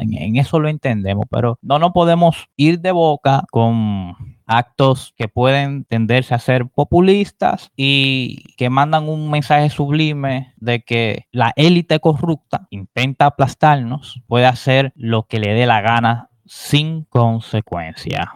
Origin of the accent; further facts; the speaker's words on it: Dominican Republic; nuestra identidad como dominicanos